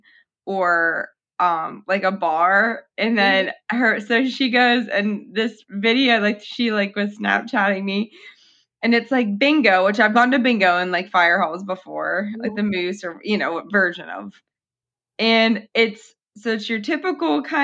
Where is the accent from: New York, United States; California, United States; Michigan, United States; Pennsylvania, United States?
Pennsylvania, United States; Western; fire halls are a big thing where we grew up in Western Pennsylvania